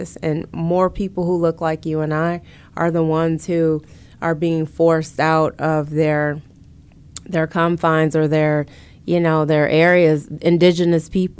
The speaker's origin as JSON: {"language": "English", "town": "Grand Rapids", "region": "Michigan", "country": "United States", "tie": "born or raised there", "moved": "yes", "lives_now": "Detroit, United States", "said": "I've always resided in majority black cities for most of my life, with the exception of growing up in Grand Rapids."}